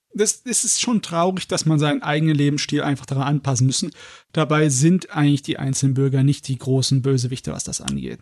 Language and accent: German; Germany; bei uns in Deutschland